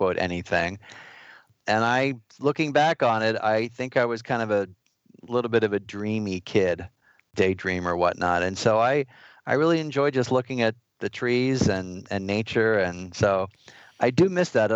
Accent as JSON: {"language": "English", "region": "New York", "country": "United States", "said": "As a New Yorker"}